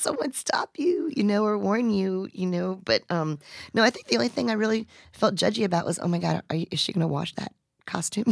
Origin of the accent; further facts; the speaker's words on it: Gulfport, United States; Gulfport, my hometown